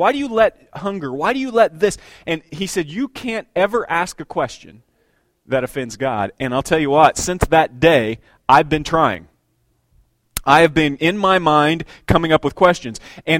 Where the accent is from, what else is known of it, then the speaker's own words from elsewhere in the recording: Bloomington, Indiana, United States; you know, I'm from Bloomington, all the orange barrels